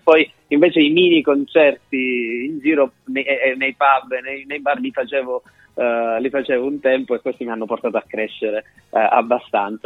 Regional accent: Calabria, Italy; moved away as an adult; now in Bologna, Italy; Sono nato e cresciuto in Calabria

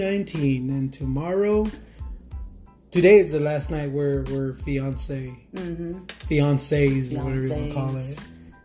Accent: Texas, United States; And I'm from Dramaville, Texas, 830.

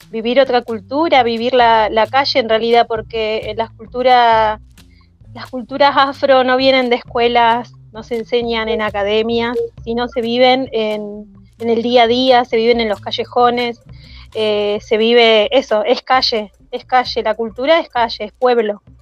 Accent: Centenario, Neuquén, Argentina; de Centenario, de Neuquén, de la, bueno, Neuquén, ahí la Patagonia

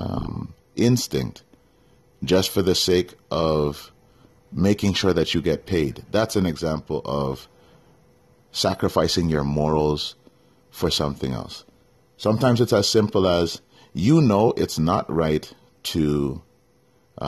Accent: Toronto, Ontario, Canada; moved away as an adult; I was born and raised in Scarborough, Ontario.

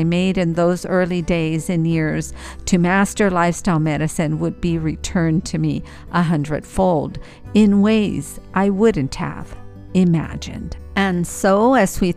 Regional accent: El Paso, Texas, United States; moved away; my hometown of El Paso, Texas

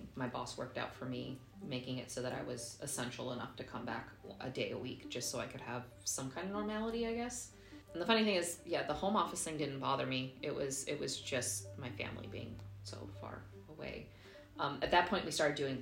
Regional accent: United States; moved away as an adult; now in Germany; as an American

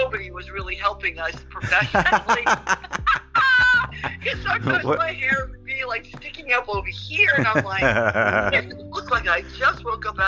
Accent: Los Angeles, California, United States; I'm from Los Angeles.

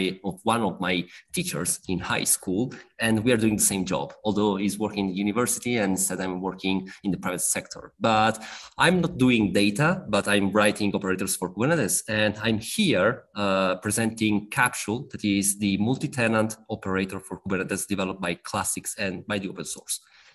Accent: northern Italy, Italy; I am from Italy, from the north.

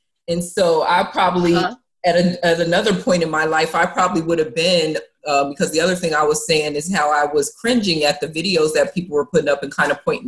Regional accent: Jamaica; then the brand for people was I'm a Jamaican, because I always had like five jobs

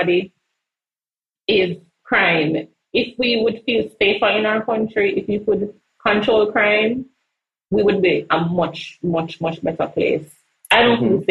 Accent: Jamaica; the pride that we feel about being Jamaican

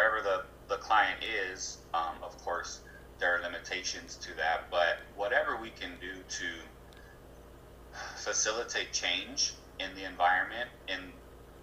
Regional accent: Arizona, United States; I'm born and raised in Arizona, so I have a really close connection.

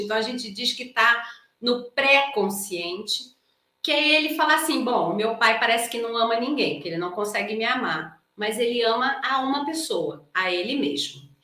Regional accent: Brazil; eu sou brasileira

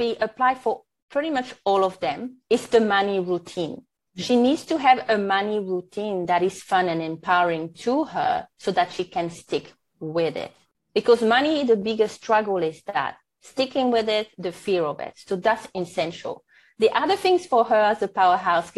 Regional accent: French Polynesia; first language French; English is a second language; now in New Zealand; Born and raised in Tahiti, so French is my first language. And now I'm living in New Zealand

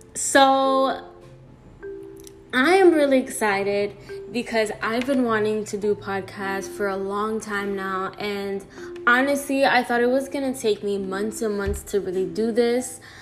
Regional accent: New York City, New York, United States; also born or lived in Florida, United States; now in New Jersey, United States; I was born in New York City, half raised there, half raised in Florida

